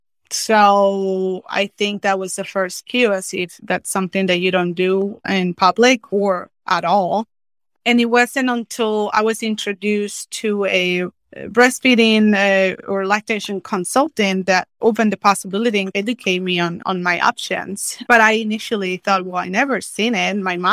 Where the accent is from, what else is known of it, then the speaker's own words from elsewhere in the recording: Mexico; So I was born and raised in Mexico.